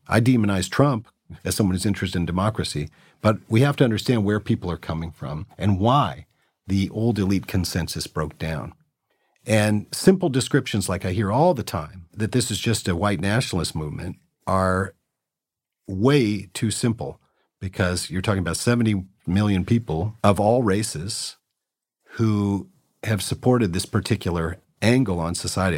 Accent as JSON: {"language": "English", "town": "Berkeley", "region": "California", "country": "United States", "tie": "born or raised there", "said": "I was raised in Berkeley, California, so that's a far left environment"}